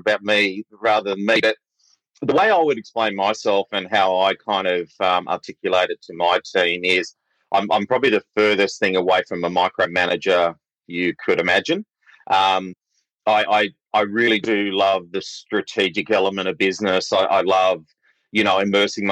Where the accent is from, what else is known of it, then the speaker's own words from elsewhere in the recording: Sydney, New South Wales, Australia; moved away as an adult; now in Victoria, Australia; I'm originally from Sydney.